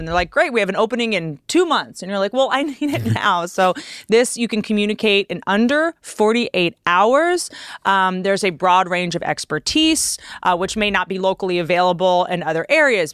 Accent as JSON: {"language": "English", "town": "Washington", "region": "District of Columbia", "country": "United States", "tie": "born or raised there", "said": "I grew up in Washington, D C. I grew up around politicians"}